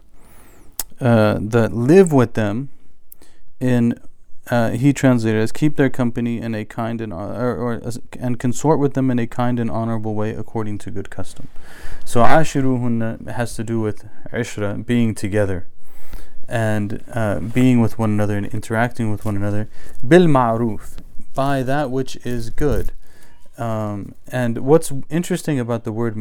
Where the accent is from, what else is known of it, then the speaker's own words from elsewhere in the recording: United States; we're American by culture